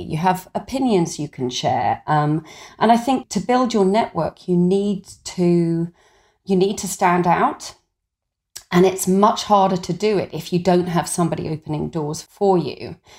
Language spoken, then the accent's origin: English; Suffolk, East of England, United Kingdom; I grew up in Suffolk in a family without much money